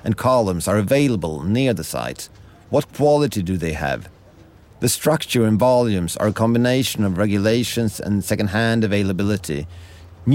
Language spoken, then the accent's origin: English; Stockholm, Stockholm County, Sweden; I'm speaking to you from Stockholm, Sweden, my hometown, and where I studied architecture a long time ago.